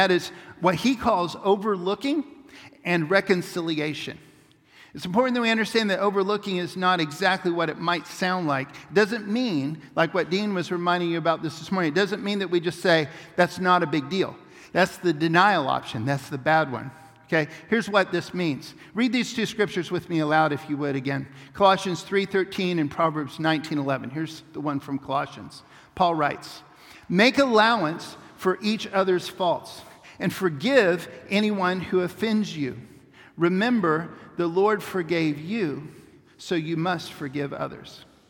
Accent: Papua New Guinea; It was a powerful moment for when we were growing up in Papua New Guinea.

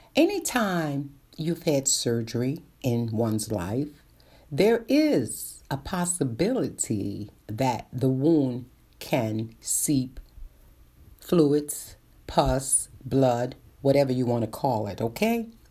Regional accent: New York City, New York, United States; born and raised in Brooklyn

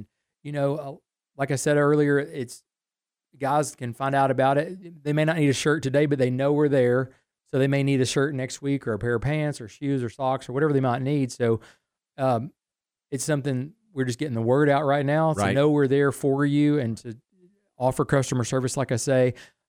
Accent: Waco, Texas, United States; I grew up in Waco and remember the days of Schellenberger's and Rick's Clothing and Randall's.

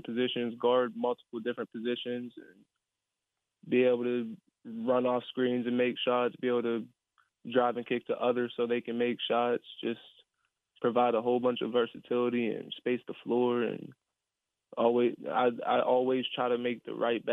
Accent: Fairmont, West Virginia, United States; I'm from Fairmont

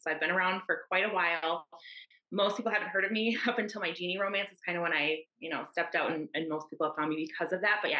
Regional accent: Minnesota, United States; I'm from Minnesota in the US

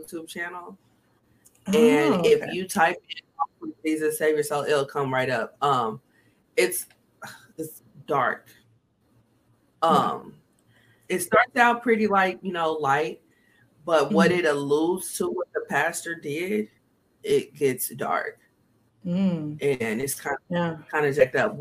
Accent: Kansas City, Missouri, United States; I'm from Kansas City, Missouri.

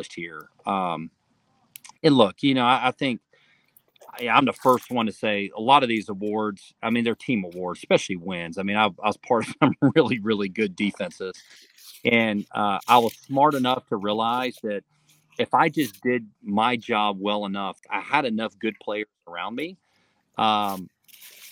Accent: Gwinnett County, Georgia, United States; I was born and raised in Gwinnett County.

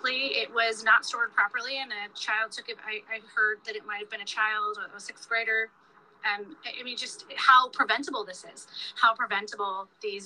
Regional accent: Highland Park, Illinois, United States; I'm from Highland Park

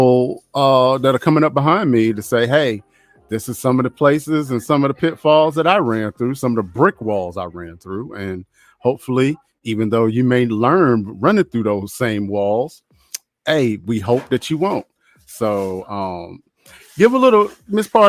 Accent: North Carolina, United States; I am from North Carolina

